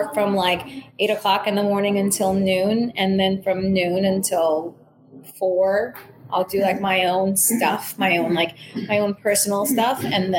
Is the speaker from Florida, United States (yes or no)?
yes; Miami, Florida, United States; also born or lived in San Juan / Manhattan; I am definitely saying that I'm from Miami. I always think is a misnomer just because I've lived a third of my life in three very important places, San Juan, Manhattan, Miami, all very formative periods of my life.